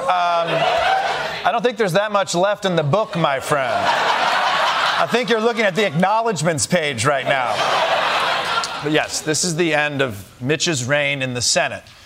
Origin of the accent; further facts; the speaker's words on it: Michigan, United States; my home state of Michigan